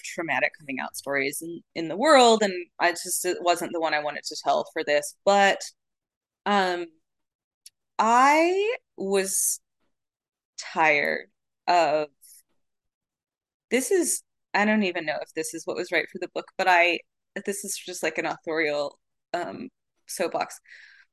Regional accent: Arizona, United States; I'm from Arizona

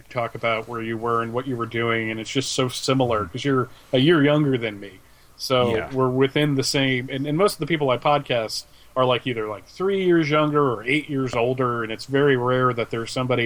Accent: Allentown, Pennsylvania, United States; I grew up in Allentown, Pennsylvania, we got channels from New York and Philly

